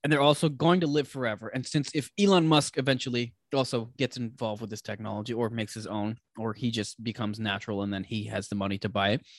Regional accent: Canada; We're two Canadian guys

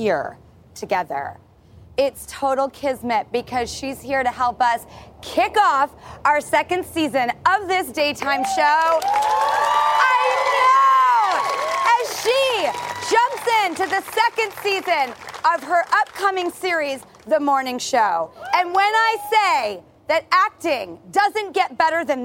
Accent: Los Angeles, California, United States; my hometown of Hollywood

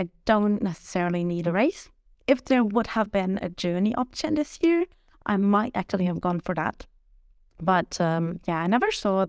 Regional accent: Germany; I'm 30 years old and I'm from Germany.

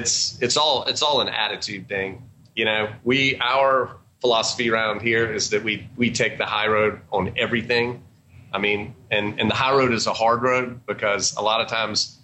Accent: Georgia, United States; also born or lived in Atlanta; we're from Georgia.

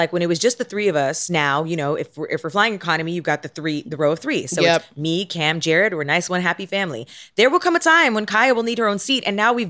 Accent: Canada; now in United States; I am Canadian.

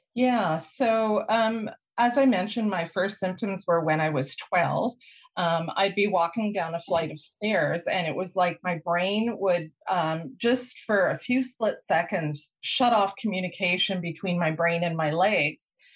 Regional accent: Winnipeg, Manitoba, Canada; now in Vancouver, Canada; I grew up in Winnipeg and I would cycle to school

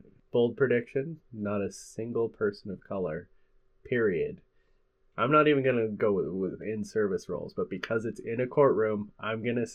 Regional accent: Scotland, United Kingdom; Just because we're Scottish.

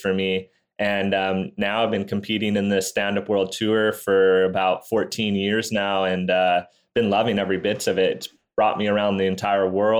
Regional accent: Maui, Hawaii, United States; I'm from Maui, Hawaii. I was born out here 27 years ago

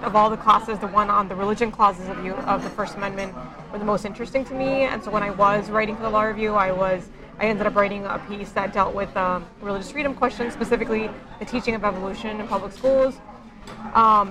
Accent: Miami, Florida, United States; growing up in Miami and having a father who was a civil engineer

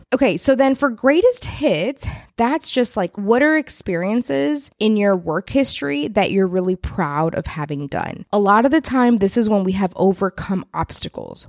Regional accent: Texas, United States; being a Texan

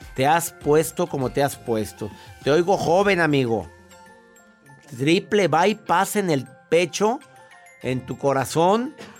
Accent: Monterrey, Nuevo León, Mexico; now in Houston, United States; Radico en la ciudad de Houston. Soy de Monterrey.

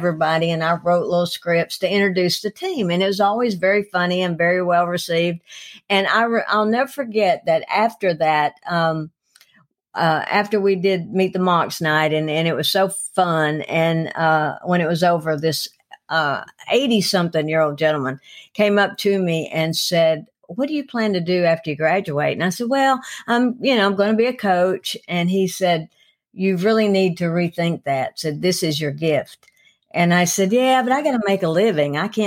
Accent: Cleveland, Tennessee, United States; moved away as an adult; also born or lived in Atlanta; I'm originally from Cleveland, Tennessee, which is 30 miles up the road

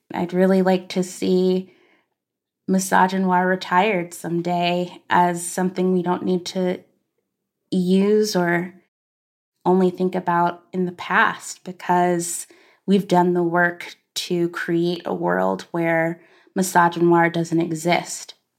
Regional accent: Arkansas, United States; as a black girl growing up in Arkansas

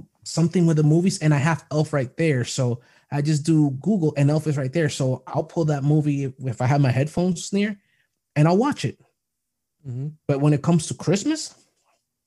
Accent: Puerto Rico; moved away; I'm from Puerto Rico

